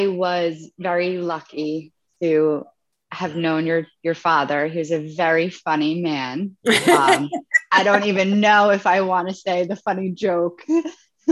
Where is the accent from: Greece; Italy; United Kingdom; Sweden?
Italy; I'm from Italy